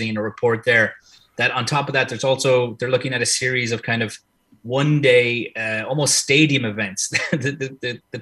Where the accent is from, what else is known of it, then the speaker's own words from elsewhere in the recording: Ireland; I'm Irish born and bred